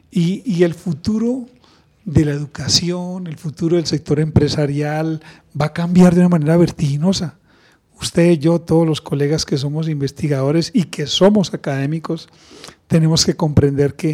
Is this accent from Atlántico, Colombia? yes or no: no; Santander, Colombia; 400 y llegas a mi tierra. Entonces, eso es lo rico de, mi experiencia, es que me he formado en otras culturas me he formado en otras culturas y termina uno permeándolas de todas. Por eso el acento parece todo menos de Santander